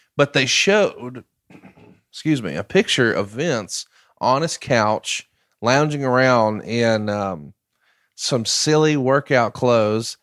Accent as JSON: {"language": "English", "region": "Alabama", "country": "United States", "said": "I'm from Alabama."}